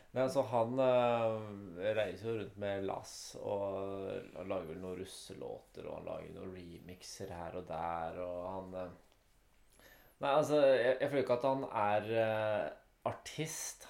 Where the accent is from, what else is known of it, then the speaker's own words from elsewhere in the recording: Norway; fordi vi er norsk.